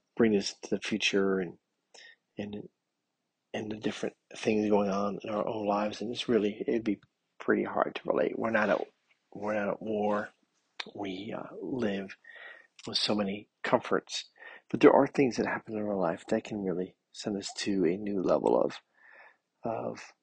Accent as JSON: {"language": "English", "country": "United States", "said": "I'm living here in America as an American"}